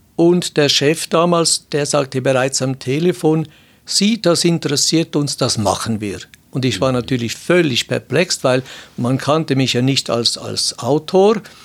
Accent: Switzerland; bei uns in der Schweiz

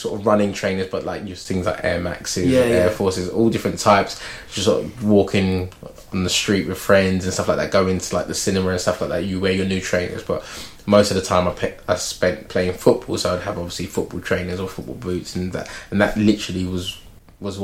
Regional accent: London, United Kingdom; where I grew up like near Finsbury Park

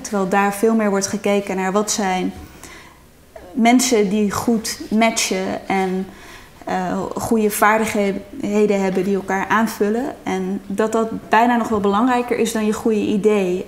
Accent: Netherlands

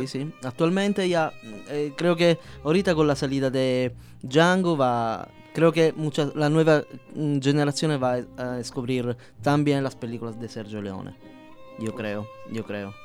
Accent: Palermo, Sicily, Italy; first language Sicilian; Spanish is a second language; now in Mexico; Soy del mero sur, soy siciliano de Palermo.

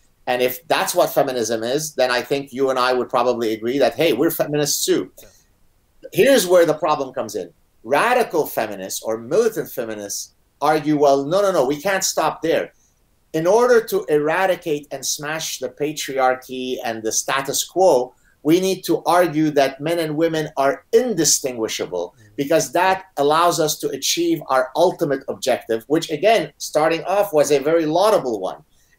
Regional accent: Canada; also born or lived in Lebanon; even though I'm Canadian, the fact that in the United States, you have a party that's now in charge that openly supports identity politics, right? So exactly the phenomenon that I escaped from in Lebanon, right?

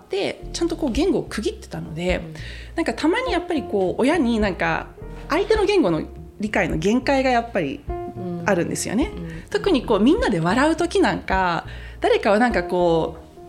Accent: Croatia; 戦後のクロアチアに引っ越してきた時も

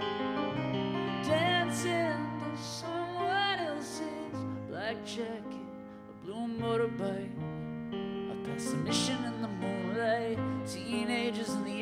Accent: California, United States; I'm from California

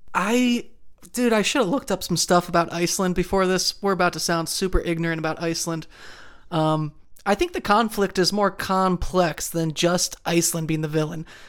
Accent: Cincinnati, Ohio, United States; Never knew much about hockey culture growing up in Cincinnati

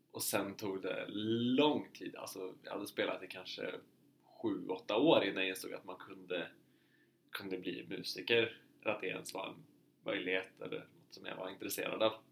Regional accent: Uppsala, Uppsala County, Sweden; moved away as an adult; also born or lived in Härnösand, Sweden; now in Oslo, Norway; jag är från Uppsala i Sverige. Eh, och så hamnade jag på folkhögskola i Härnösand i två år och sen kom jag in på Musikhögskolan i Oslo

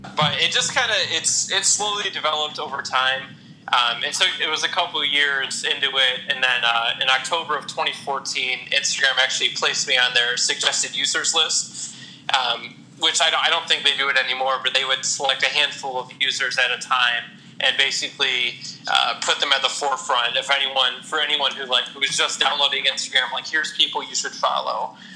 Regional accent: Toledo, Ohio, United States; I'm born and raised in Toledo. I've lived here my whole life. I live in Genoa, actually, which is a suburb of Toledo

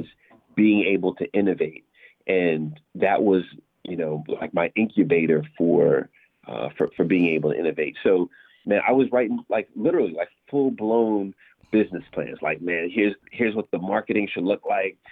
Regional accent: New York City, New York, United States; also born or lived in Massapequa, Long Island, New York; I was born in New York, in, in uh, Queens in particular

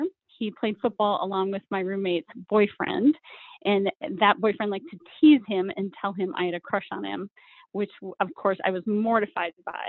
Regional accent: Pierce, South Dakota, United States; I grew up in a small town called Pierce, South Dakota

